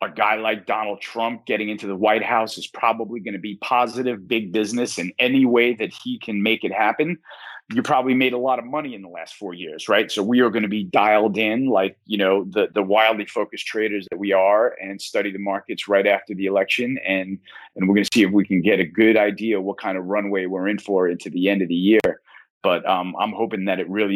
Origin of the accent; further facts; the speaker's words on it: United States; as an American